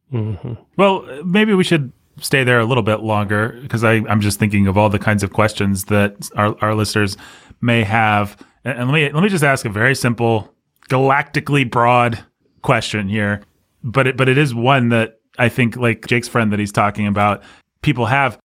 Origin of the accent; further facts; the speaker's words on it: Bloomington, Indiana, United States; I grew up in Bloomington